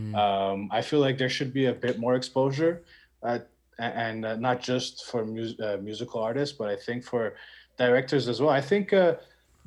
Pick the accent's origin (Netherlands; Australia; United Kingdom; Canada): Canada; Montreal, Quebec; I was born and raised in Montreal